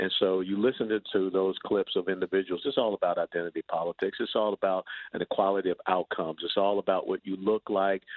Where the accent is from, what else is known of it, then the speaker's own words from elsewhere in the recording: Atlanta, Georgia, United States; I grew up in Atlanta